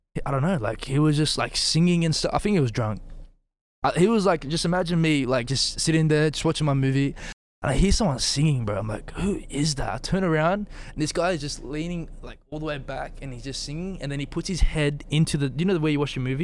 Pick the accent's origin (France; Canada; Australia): Australia; also born or lived in Bosnia and Herzegovina; I'm Australian and Bosnian